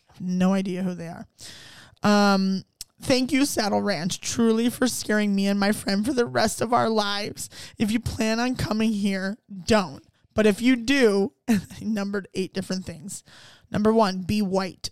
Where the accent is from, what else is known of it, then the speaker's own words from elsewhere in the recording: Ohio, United States; also born or lived in Cleveland; I grew up in Ohio